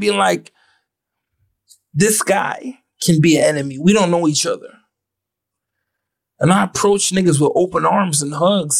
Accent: Ottawa, Ontario, Canada; I felt like I was the exception to the rule. I was from Ottawa.

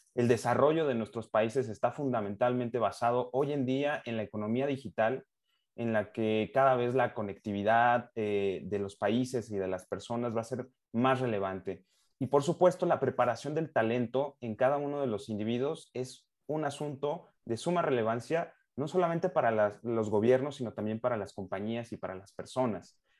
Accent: Mexico; como mexicano

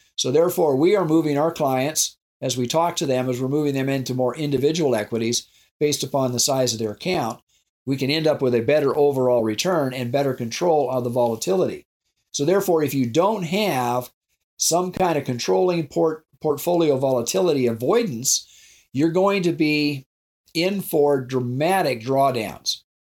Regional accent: South Dakota, United States; I grew up in South Dakota on a ranch

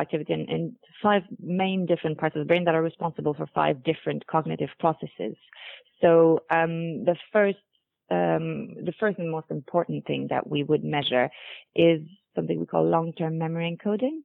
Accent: Montreal, Quebec, Canada; moved away; also born or lived in United Kingdom; I am actually from Montreal, Canada, so I've done work in North America and in the UK before joining NeuroInsight

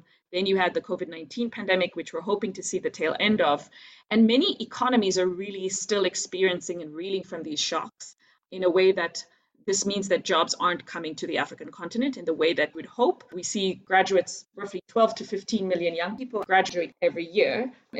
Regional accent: India; moved away as an adult; also born or lived in Nigeria; I was lucky enough to have been born and raised in India and Nigeria, got a scholarship opportunity to study in the United States.

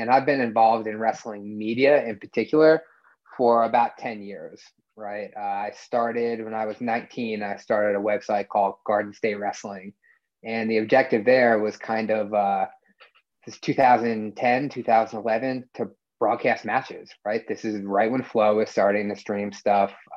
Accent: New Jersey, United States; I'm from New Jersey

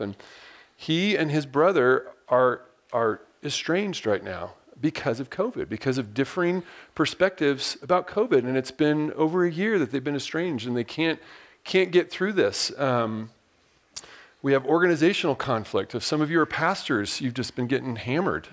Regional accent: Diamond Bar, California, United States; moved away as an adult; I'm actually originally from Southern California, a little place called Diamond Bar, and, uh, grew up there

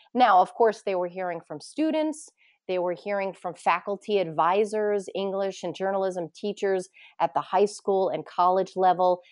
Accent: Poughkeepsie, New York, United States; moved away as an adult; also born or lived in Ithaca, New York / Plattsburgh, New York; now in Bellingham, United States; my hometown, which is Poughkeepsie, New York

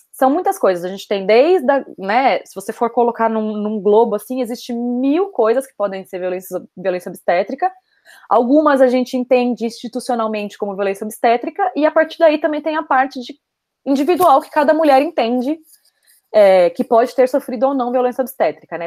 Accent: São Paulo, Brazil; moved away as an adult; now in Barcelona, Spain; moro em Barcelona, é, nasci em São Paulo, vivi quase toda a minha vida em São Paulo.

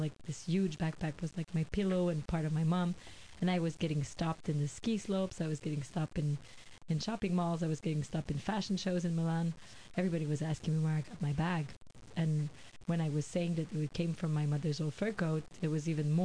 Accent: Quebec, Canada; I'm from Quebec

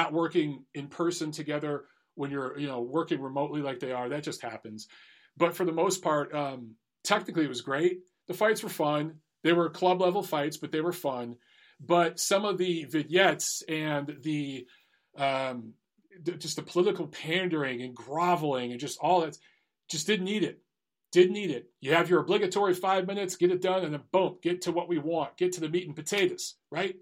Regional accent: Detroit, Michigan, United States; I'm from Detroit.

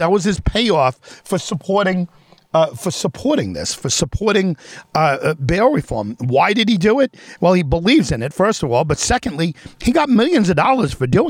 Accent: Brentwood, New York, United States; I grew up in Brentwood. I lived in Brentwood for a while.

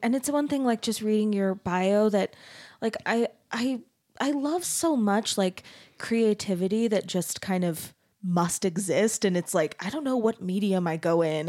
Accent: Arizona, United States; I grew up in Arizona

